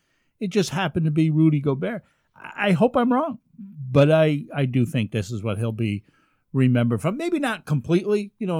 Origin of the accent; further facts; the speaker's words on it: Kerhonkson, New York, United States; my hometown of Kerhonkson, New York, in the Catskills